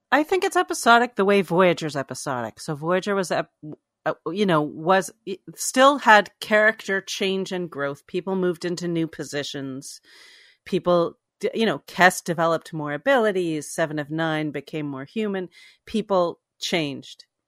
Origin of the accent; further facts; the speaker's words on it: Toronto, Ontario, Canada; moved away; in Toronto. All this stuff goes on in my hometown decades after I've moved away.